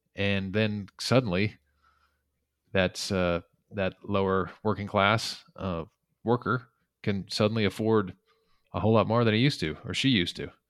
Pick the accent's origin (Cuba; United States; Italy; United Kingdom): United States; the West; I grew up in the West